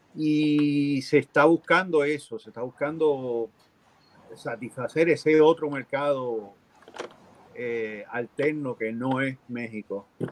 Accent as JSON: {"language": "Spanish", "country": "Puerto Rico", "moved": "yes", "said": "yo que soy boricua"}